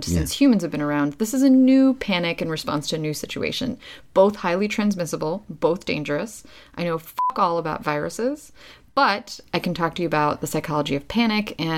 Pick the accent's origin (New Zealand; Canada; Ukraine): Ukraine; moved away; I grew up in Ukraine, lived in a very small town